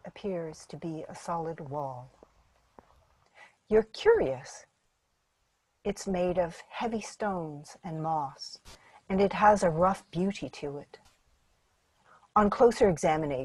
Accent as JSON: {"language": "English", "town": "Toronto", "region": "Ontario", "country": "Canada", "tie": "born or raised there", "said": "I was born in Toronto and grew up there"}